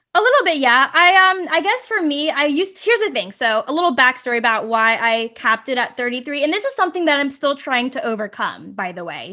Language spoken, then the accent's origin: English; Virginia, United States; now in San Francisco, United States; I'm originally from Virginia and, you know, there's all that Southern culture there